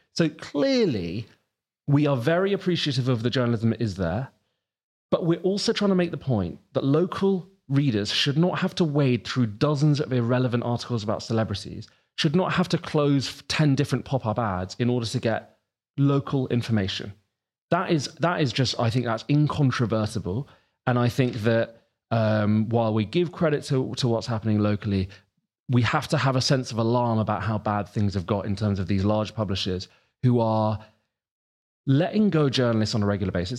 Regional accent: East Grinstead, South East England, United Kingdom; moved away as an adult; now in Manchester, United Kingdom; Where I grew up in Sussex, you can probably tell from my accent, I'm not from this neck of the woods

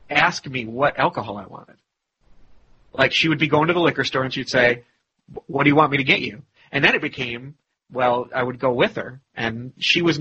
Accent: Ireland; once again, as an Irishman

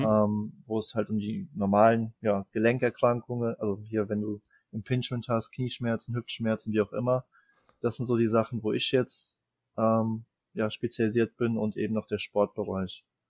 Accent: Germany; bei uns in Deutschland

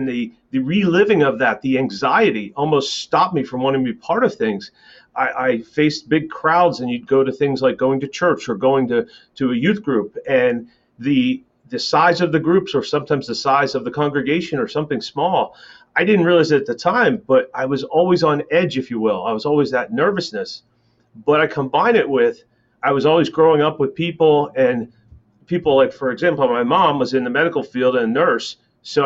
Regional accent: Millersville, Pennsylvania, United States; also born or lived in north of Philadelphia, Pennsylvania; now in North Carolina, United States; I was born in Millersville, Pennsylvania

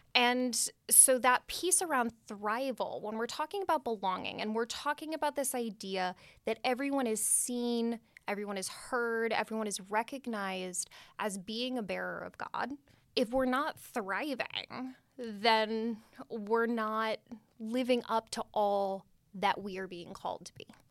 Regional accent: Redwood City, California, United States; I grew up, was born and raised in Redwood City

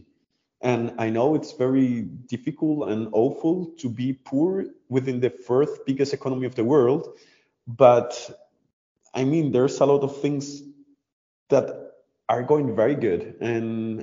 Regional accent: Colombia; now in Germany; I'm from Colombia

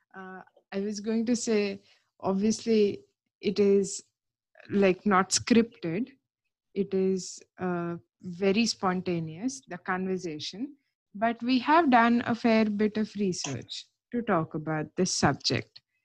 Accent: India; now in United Kingdom; as far as my passport goes, I am Indian

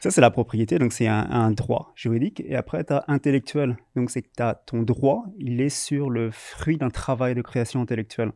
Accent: France; moved away as an adult; now in Montreal, Canada; je viens de France

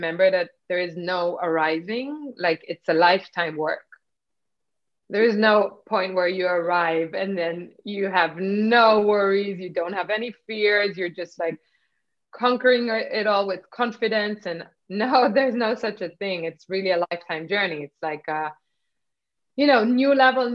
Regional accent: Israel; born or raised there; moved away; also born or lived in Nigeria

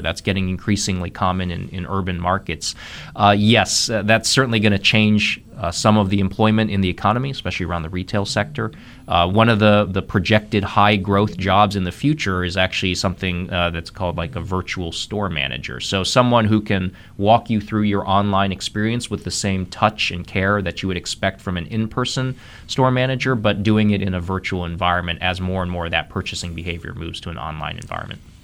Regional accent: Columbus, Ohio, United States; moved away as an adult; also born or lived in Missouri; now in North Carolina, United States; I'm a native of Ohio, born and raised in Columbus, Ohio. Spent my first thirty years there

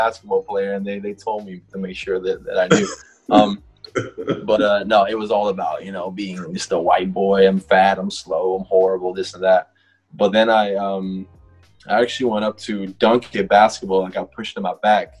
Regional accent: Netherlands; moved away as an adult; also born or lived in North Carolina; I grew up in Holland.

